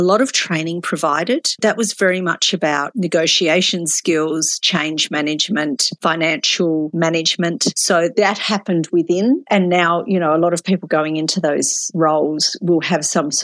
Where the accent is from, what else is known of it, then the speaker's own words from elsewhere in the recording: Tasmania, Australia; moved away as an adult; also born or lived in Melbourne; I grew up in Tasmania